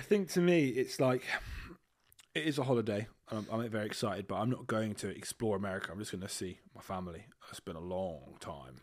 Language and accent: English; United Kingdom; also born or lived in Leamington Spa / Dorset; I am British